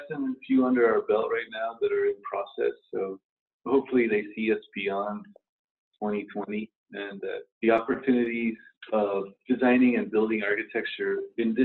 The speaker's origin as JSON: {"language": "English", "town": "Carlsbad", "region": "New Mexico", "country": "United States", "tie": "born or raised there", "moved": "as an adult", "lives_now": "Tucson, United States", "said": "I grew up in Carlsbad, New Mexico, so I grew up 2 hours pretty much from El Paso"}